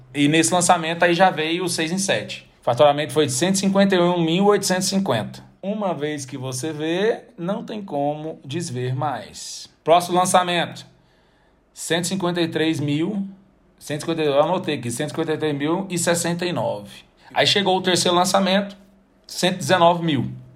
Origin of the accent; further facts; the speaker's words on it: Goiânia, Goiás, Brazil; also born or lived in Salvador; eu sou de Goiânia